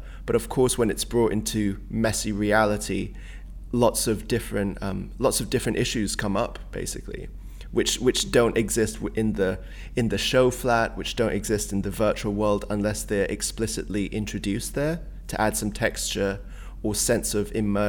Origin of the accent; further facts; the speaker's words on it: Hong Kong; also born or lived in Singapore; I grew up a lot in Southeast Asia where, you know, like Hong Kong and Singapore, it's very chaotic as like an urban environment.